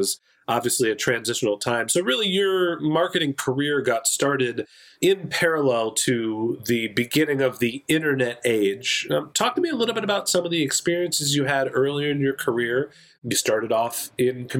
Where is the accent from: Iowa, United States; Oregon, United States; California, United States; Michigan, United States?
California, United States; Bay Area; moved away; Originally, I'm from the Bay Area, close to where Oracle's headquarters are